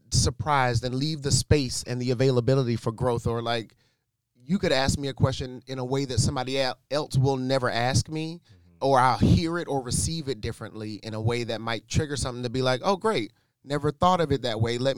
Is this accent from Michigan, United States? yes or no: yes; Detroit, Michigan, United States; I'm from Detroit